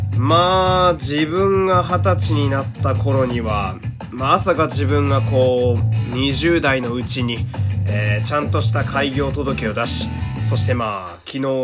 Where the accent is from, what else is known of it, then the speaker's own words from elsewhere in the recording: Fukui, Japan; moved away; also born or lived in Osaka; 生まれは福井県